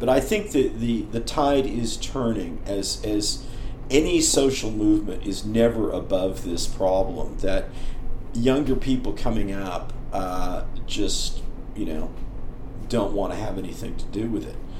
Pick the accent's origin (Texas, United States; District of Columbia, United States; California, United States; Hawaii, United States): California, United States; Berkeley; I grew up in Berkeley